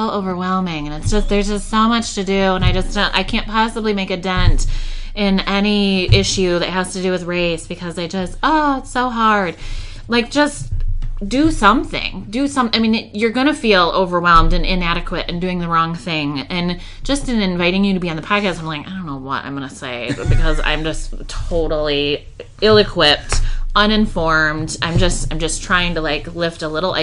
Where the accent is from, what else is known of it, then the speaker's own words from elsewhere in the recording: Grand Rapids, Michigan, United States; I'm born and raised in Grand Rapids